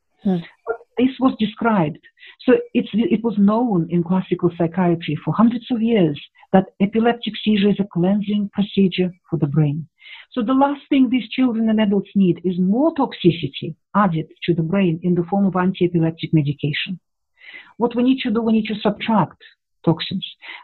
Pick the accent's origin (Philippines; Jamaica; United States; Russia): Russia; And at that time, I grew up in the Soviet Union. There were Russians.